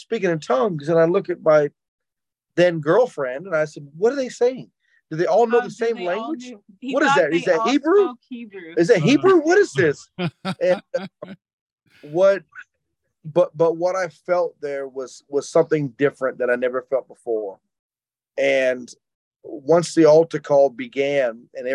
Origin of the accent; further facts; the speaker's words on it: Jackson, Mississippi, United States; I grew up in South Jackson, Mississippi, and I grew up pretty rough